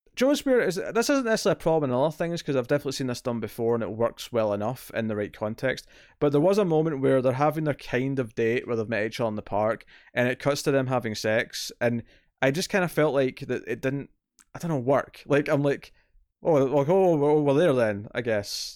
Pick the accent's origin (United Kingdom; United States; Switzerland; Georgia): United Kingdom; Scotland; accent: Scottish